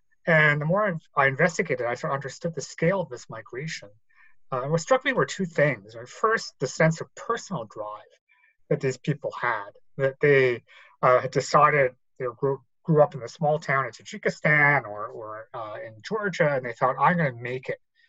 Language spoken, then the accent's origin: English; Canada; I grew up in Canada